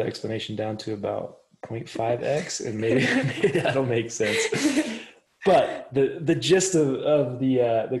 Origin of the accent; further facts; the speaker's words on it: Toppenish, Washington, United States; I was born and raised in Toppenish, Washington